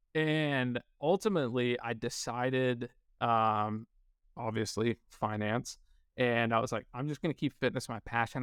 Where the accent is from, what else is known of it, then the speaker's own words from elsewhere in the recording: northern New York, United States; moved away as an adult; also born or lived in Kansas; I grew up in a very small, low-income, uh, town in northern New York.